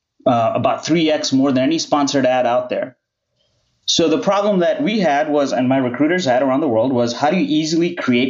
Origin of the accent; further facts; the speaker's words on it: India; I grew up in India